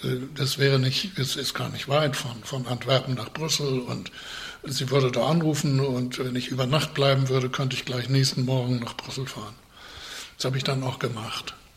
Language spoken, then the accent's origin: German; Northern Germany, Germany; ich war ein Norddeutscher